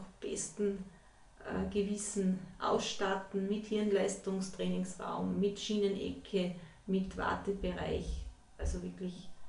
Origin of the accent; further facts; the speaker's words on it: Salzburg, Austria; Ja, also ich bin äh